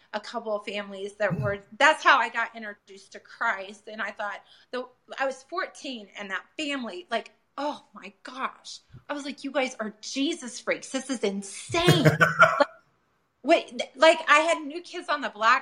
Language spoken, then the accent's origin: English; Peoria, Illinois, United States; I come from Peoria, Illinois